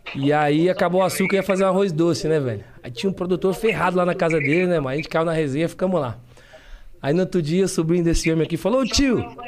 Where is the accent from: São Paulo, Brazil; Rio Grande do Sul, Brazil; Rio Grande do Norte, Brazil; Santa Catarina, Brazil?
São Paulo, Brazil; Hoje eu moro na Zona Norte, mas nasci na Zona Sul. Já tem quase 30 anos que eu moro na Zona Norte